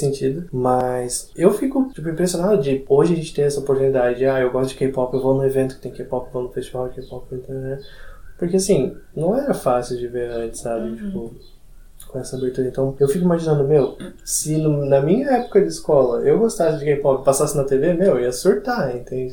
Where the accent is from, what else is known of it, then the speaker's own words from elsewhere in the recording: Barra Velha, Santa Catarina, Brazil; eu sou de Barra Velha